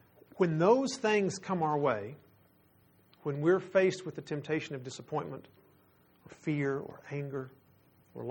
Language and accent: English; Texas, United States; We're from Texas